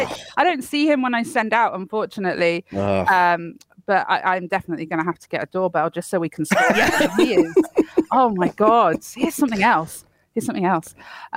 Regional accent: United Kingdom; Look, we're British.

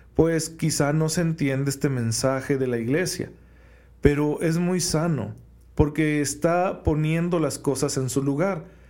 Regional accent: Mexico; especialmente como mexicanos

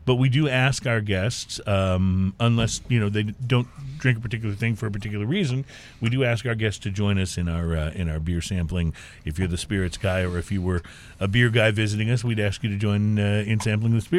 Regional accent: Dayton, Ohio, United States; moved away; also born or lived in Louisville, Kentucky; I was born just outside of Dayton, Ohio.

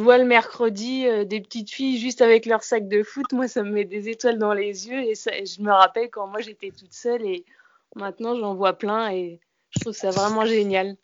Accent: Caen, Normandy, France; moved away as an adult; also born or lived in Bergerac; now in Mérignac, France; moi je suis plutôt originaire de Normandie.

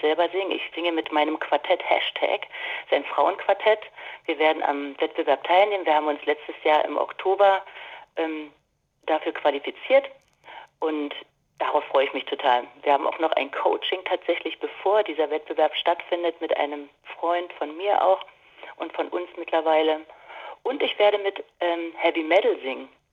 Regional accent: Dortmund, North Rhine-Westphalia, Germany; moved away; in meiner Heimatstadt Dortmund zu sein. Ich habe ja dort lange Jahre gewohnt

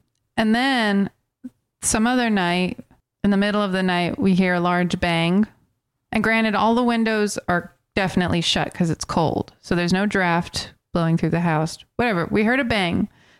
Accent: United States; Where are you from? And I was like, America.

